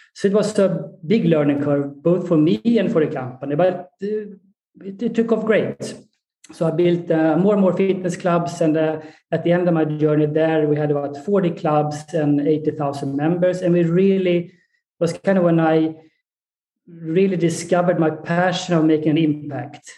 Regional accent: Sweden; moved away as an adult; also born or lived in Colorado, United States / Egypt / Saudi Arabia; I'm uh, born and raised in Sweden.

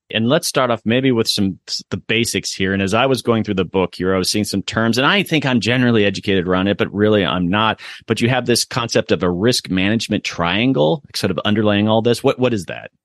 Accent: Sarasota, Florida, United States; moved away; I grew up in Sarasota, which is just an hour north

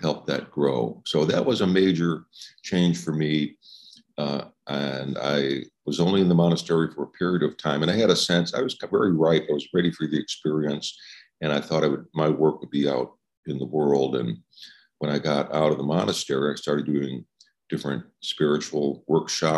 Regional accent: Chicago, Illinois, United States; now in Oregon, United States; I live in Oregon, but I'm from Chicago.

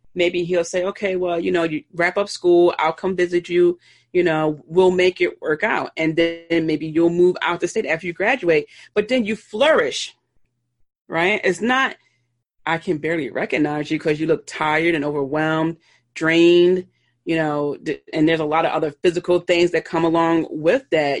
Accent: Philadelphia, Pennsylvania, United States; I'm from Philly, so I pronounce water as W A, or excuse me, W O O D E R

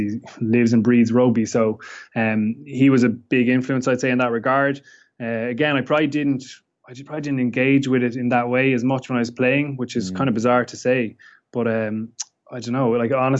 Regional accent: Waterford, Munster, Ireland; I'm from Waterford in the southeast of Ireland. Grew up there.

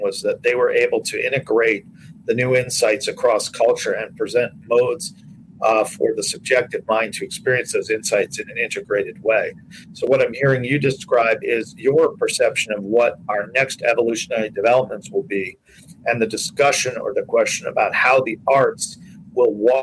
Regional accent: New York City, New York, United States; I'm a, a native New Yorker. I was born in Manhattan, uh, uh, Mount Sinai Hospital in 1964, and I grew up in New York City

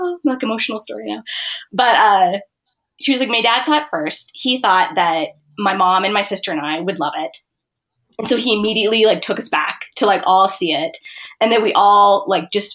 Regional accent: Montana, United States; I grew up in Montana

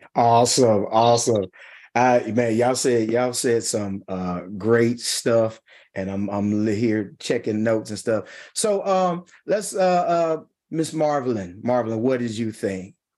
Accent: Mississippi, United States; accent: country twang; I'm from Mississippi. I have a strong accent.

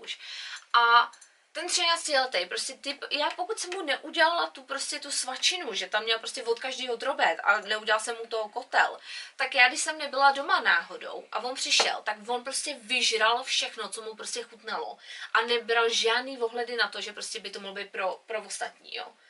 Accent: Czechia; now in England; my jsme z Čech, jsme z malé vesnice

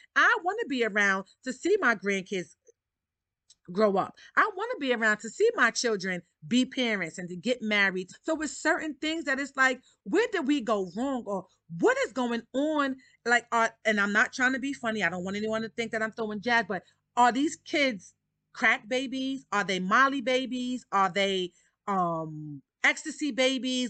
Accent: New York City, New York, United States; I grew up in Harlem, Harlem, New York. I'm a New Yorker at heart.

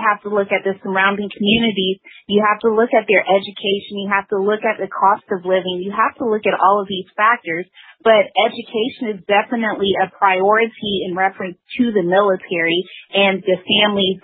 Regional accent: the South, United States; I'm from the South, and here we do have, you know, the history of the Civil War, the Confederacy

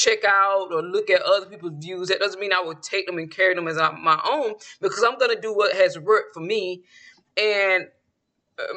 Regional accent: Georgia, United States; growing up in Georgia back in the day in a small town

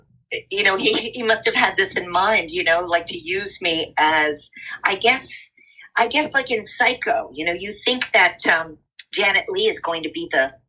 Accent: New Jersey, United States; also born or lived in New York City; now in West Coast, United States; I grew up in a little town in New Jersey, about 9 miles out of New York City, and I was a child actress, so I don't necessarily feel like a Jersey girl as much as a New Yorker

